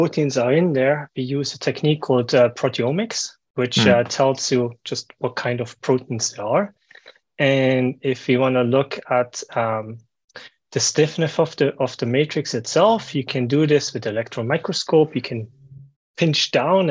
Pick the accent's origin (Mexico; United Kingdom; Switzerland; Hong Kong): Switzerland; also born or lived in New York / Boston; I'm originally from Switzerland. I was born in Switzerland.